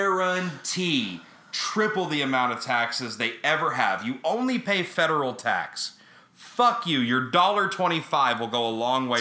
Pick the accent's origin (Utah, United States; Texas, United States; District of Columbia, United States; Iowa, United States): Texas, United States; now in New York City, United States; I grew up in Texas.